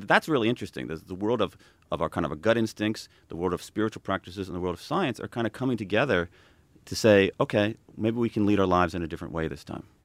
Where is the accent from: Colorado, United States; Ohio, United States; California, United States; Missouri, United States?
Ohio, United States; I'm from Ohio